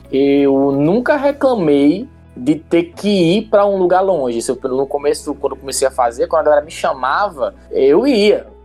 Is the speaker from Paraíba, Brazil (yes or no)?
yes; João Pessoa, Paraíba, Brazil; moved away; Não, eu sou da Paraíba, sou Não. de uma pessoa. Eu, da Paraíba, João Pessoa, exatamente.